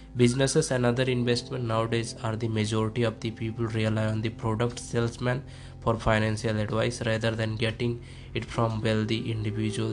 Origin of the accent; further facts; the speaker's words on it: India; I am from India. I am from India